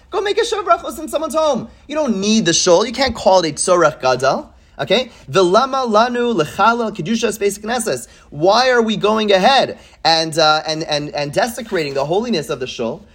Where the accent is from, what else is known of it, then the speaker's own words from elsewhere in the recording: Montreal, Quebec, Canada; I grew up in Montreal